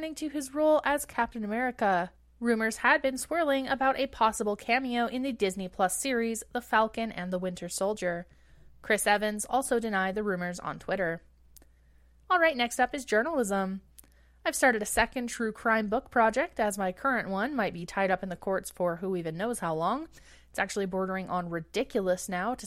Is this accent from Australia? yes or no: no; Treaty 7 territory, Alberta, Canada; moved away as an adult; now in Edmonton, Canada; I'm originally from Treaty 7 territory, the ancestral home of the Blackfoot, Kainai, Piikani, Stoney Nakoda, and Tsuut'ina